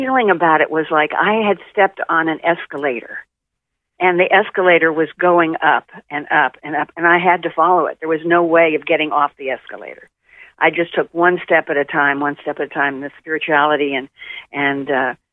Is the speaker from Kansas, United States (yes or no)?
no; Tulsa, Oklahoma, United States; I grew up in Tulsa, Oklahoma, which was very homogenous at the time.